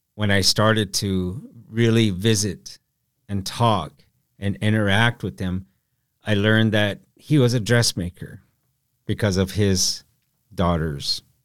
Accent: Council Bluffs, Iowa, United States; moved away as an adult; also born or lived in Rosebud Reservation, South Dakota; growing up in Council Bluffs, Iowa

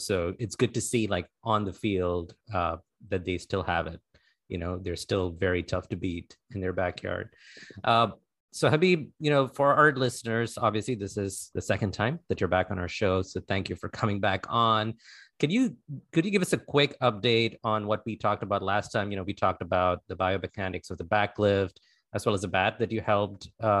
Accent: India; And as disappointing as it is for me as an Indian cricket fan

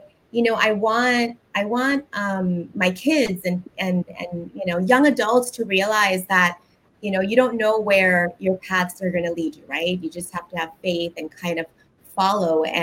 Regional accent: New York, United States; now in South Florida, United States; I'm from New York

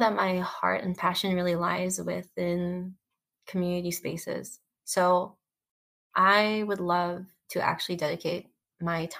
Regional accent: Daly City, California, United States; growing up in Dili City, it was just this community of different minorities

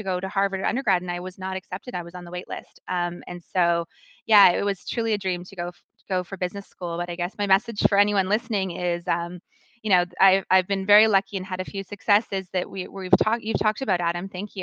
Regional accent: Calgary, Alberta, Canada; moved away as an adult; also born or lived in Kingston, Canada / Boston, United States; now in Toronto, Canada; I was born and raised in Calgary

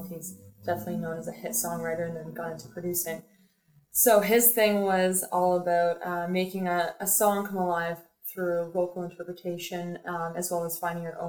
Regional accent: Peterborough, Ontario, Canada; moved away as an adult; now in Toronto, Canada; Peterborough, Ontario actually is my hometown. Born and raised.

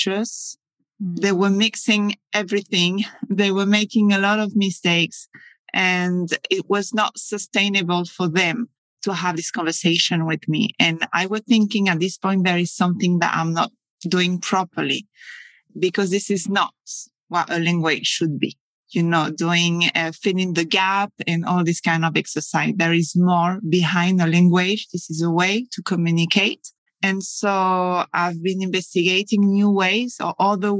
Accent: Paris, Île-de-France, France; English is a second language; moved away as an adult; also born or lived in Scotland; now in Spain; I'm French. I come from Paris.

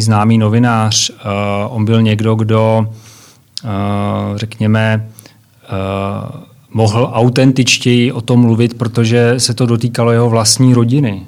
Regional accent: Czechia; u nás v Čechách nebo v Československu

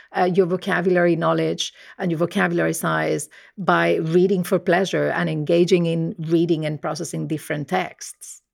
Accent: Murcia, Region of Murcia, Spain; accent: Spanish; first language Spanish; English is a second language; moved away as an adult; also born or lived in Nottingham / Birmingham; I'm originally from, uh, Spain, as you might be able to tell, uh, by my accent. I grew up in a very monolingual environment. So, um, my family spoke Spanish

